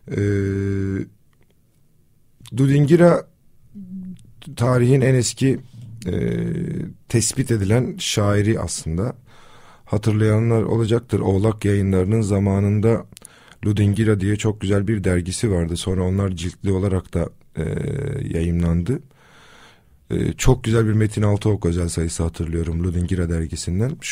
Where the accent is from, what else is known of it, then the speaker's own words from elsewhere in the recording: Kızıltepe, Mardin, Turkey; E, depreme de memlekette, kendi memleketimde Kızıltepe'de yakalandım.